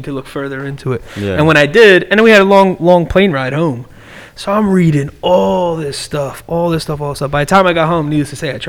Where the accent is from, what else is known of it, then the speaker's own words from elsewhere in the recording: East Coast, United States; I'm from the East Coast